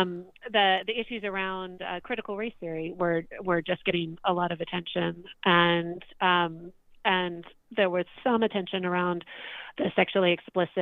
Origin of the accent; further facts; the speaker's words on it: Florida, United States; now in Virginia, United States; I'm from Florida, but I live in Virginia